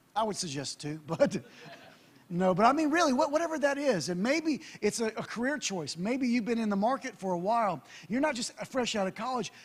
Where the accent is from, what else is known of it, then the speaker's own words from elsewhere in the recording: United States; I'm American